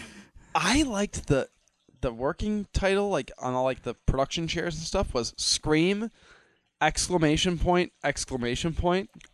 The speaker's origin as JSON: {"language": "English", "region": "Midwest", "country": "United States", "said": "I'm a Midwesterner"}